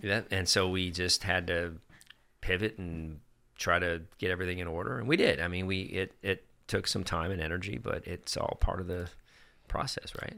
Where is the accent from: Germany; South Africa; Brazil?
Germany; moved away; also born or lived in upstate New York; I grew up in Germany